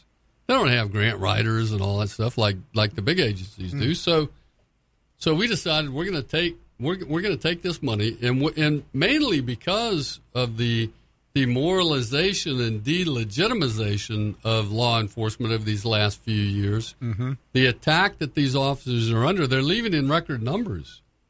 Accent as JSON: {"language": "English", "region": "Florida", "country": "United States", "said": "I'm a Republican from Florida."}